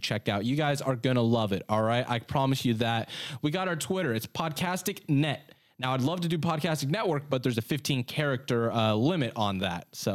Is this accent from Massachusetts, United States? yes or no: no; Sacramento, California, United States; moved away as an adult; now in Delaware, United States; I'm from California. I'm from Sacramento, born and raised until last year. I moved out to Delaware